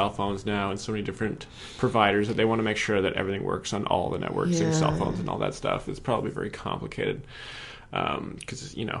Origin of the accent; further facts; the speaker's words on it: Canada; I'm Canadian.